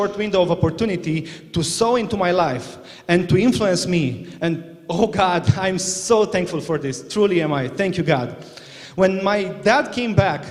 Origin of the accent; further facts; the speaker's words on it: Romania; now in Northern Ireland, United Kingdom; I was born in Romania in 1993, and that was a dark place.